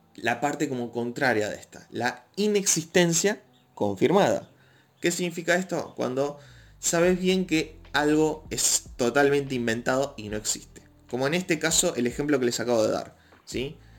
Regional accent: Argentina; Yo no vivo en México, soy de Argentina

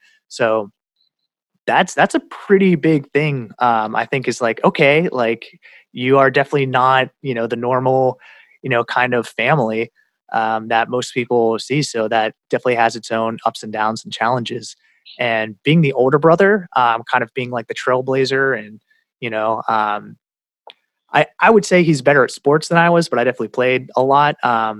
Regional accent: Iowa, United States; born there; and I looked at it, and it said born Iowa, USA.

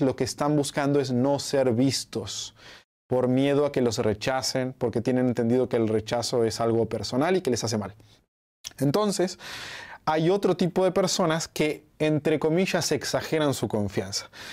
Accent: Uruguay; now in Mexico; yo soy de Uruguay, pero hace un tiempo que vivo acá en México porque me encanta México

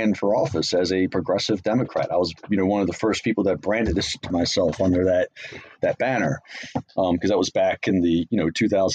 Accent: Baltimore, Maryland, United States; I grew up in Baltimore

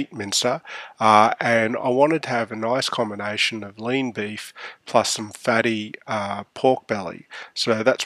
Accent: Australia; also born or lived in Canberra; We're Australian, not American.

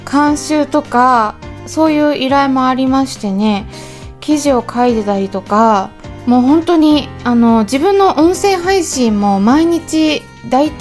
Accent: Hokkaido, Japan; born there; also born or lived in Hong Kong; まあ北海道生まれなんですけれどもね第二の故郷ということで香港に4年間おりましてで一応帰国子女なんですね

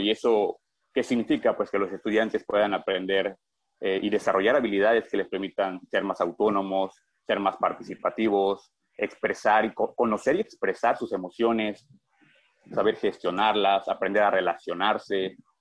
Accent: Yucatán, Mexico; yo soy yucateco

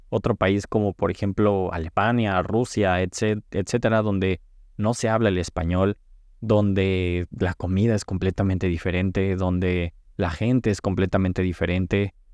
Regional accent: Cancún, Quintana Roo, Mexico; now in Los Angeles, United States; estaba creciendo en, Cancún, yo vengo de Cancún, me mudé a Los Ángeles

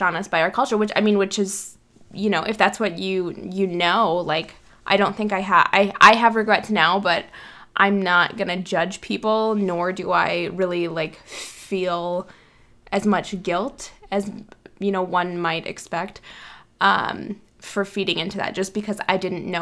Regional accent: South Dakota, United States; I actually grew up in an area of South Dakota with a lot of Native Americans

